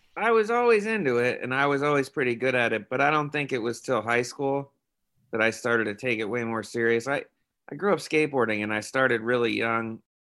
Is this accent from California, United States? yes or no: no; New York, United States; moved away as an adult; now in San Francisco, United States; I moved here from New York. So I was like three thousand miles from where I grew up